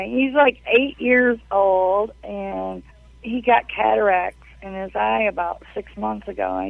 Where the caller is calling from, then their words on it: Bayport, Michigan, United States; Bayport, Michigan.